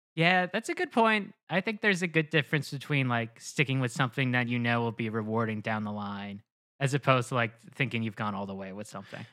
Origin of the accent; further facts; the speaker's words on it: New Jersey, United States; also born or lived in Lehigh Valley, Pennsylvania / Queens, New York; I'm from New Jersey